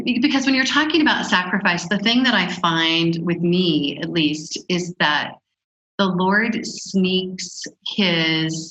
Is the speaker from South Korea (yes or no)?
no; United States; moved away as an adult; also born or lived in Africa; as an American woman